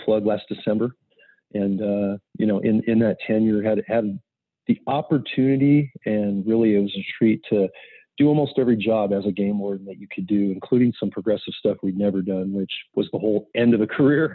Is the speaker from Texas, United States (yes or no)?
no; California, United States; moved away as an adult; now in Montana, United States; still spent a lot of time in California, obviously, as my home state